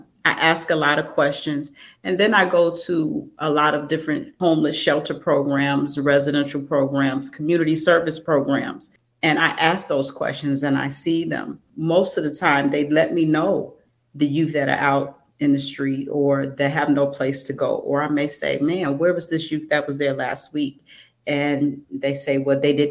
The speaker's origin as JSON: {"language": "English", "town": "Chicago", "region": "Illinois", "country": "United States", "said": "I am from Chicago."}